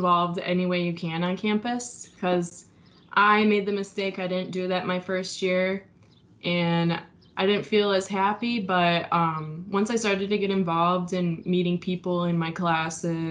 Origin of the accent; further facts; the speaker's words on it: Port Huron, Michigan, United States; I'm from Port Huron. If anybody knows where that's at, that's like here in the thumb, across from Canada